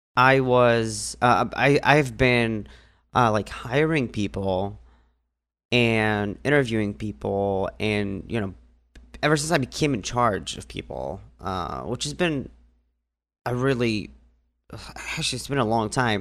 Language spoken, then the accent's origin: English; Northern District, Israel; moved away; I grew up in a small village in the north part of Israel